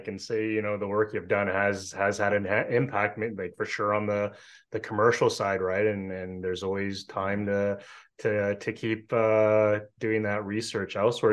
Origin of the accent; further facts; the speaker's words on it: Canada; I'm Canadian